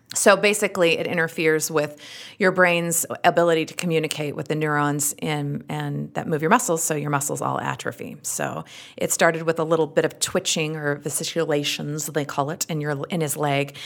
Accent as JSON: {"language": "English", "region": "Utah", "country": "United States", "accent": "thick Utah", "said": "my thick Utah accent"}